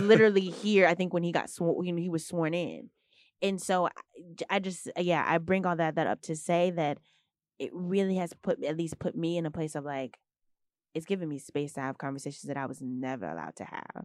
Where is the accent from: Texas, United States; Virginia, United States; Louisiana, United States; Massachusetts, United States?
Texas, United States; moved away as an adult; now in New York City, United States; growing up in Texas